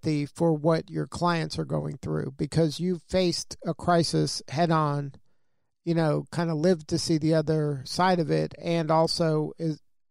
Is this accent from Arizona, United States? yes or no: no; South Florida, United States; I'm from South Florida, so we had hurricanes